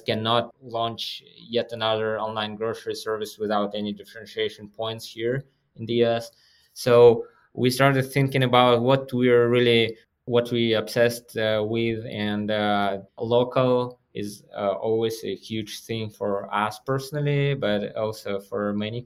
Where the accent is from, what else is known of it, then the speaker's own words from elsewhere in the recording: Kazakhstan; moved away as an adult; now in Denver, United States; So my homeland is Kazakhstan. Technically, I was born in Soviet Union.